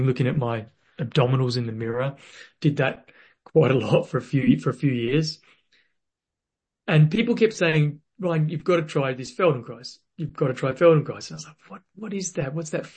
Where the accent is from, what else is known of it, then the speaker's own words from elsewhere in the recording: Western Australia, Australia; I was born in Western Australia